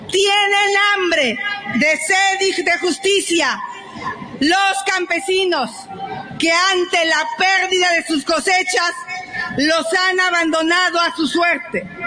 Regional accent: Mexico

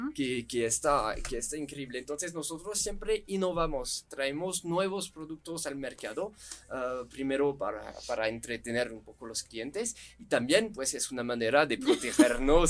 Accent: France; Spanish is a second language; moved away as an adult; also born or lived in Guanajuato, Mexico; now in Mexico; somos franceses, expertos del pan

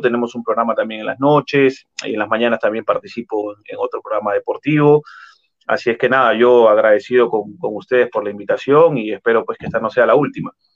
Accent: Lima, Peru; yo soy natural de Lima

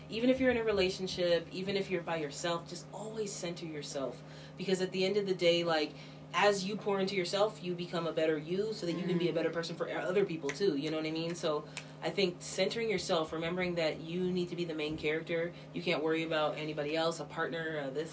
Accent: Washington, United States; also born or lived in Southern California; I grew up in Washington State

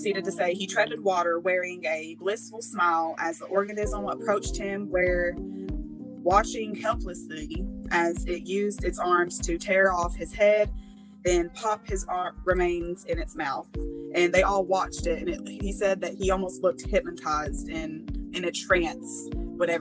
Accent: Tennessee, United States; I'm from Tennessee

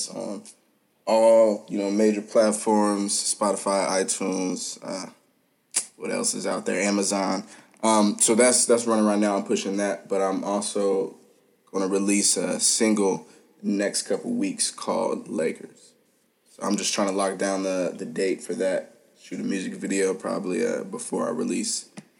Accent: Norfolk, Virginia, United States; now in Hayward, United States; I currently live in Hayward. I was born and raised in Norfolk, Virginia.

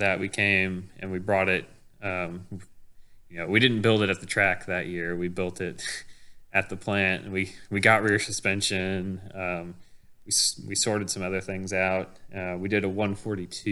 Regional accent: Kansas, United States; moved away; I'm originally from Kansas

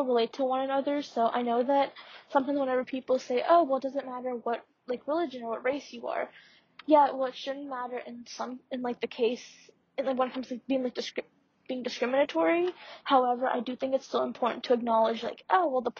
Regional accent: Pittsburgh, Pennsylvania, United States; also born or lived in India; I'm from Pittsburgh

